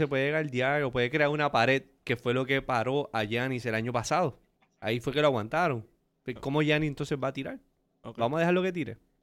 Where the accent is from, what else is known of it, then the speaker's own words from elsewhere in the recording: Aguadilla, Puerto Rico; los tiburones de Aguadilla, donde todo comenzó. Ese es mi pueblo natal